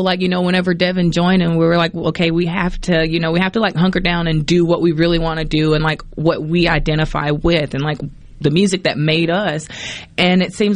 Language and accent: English; Poplarville, Mississippi, United States; moved away; also born or lived in New Orleans; We grew up singing gospel in church, but we grew up in Poplarville, Mississippi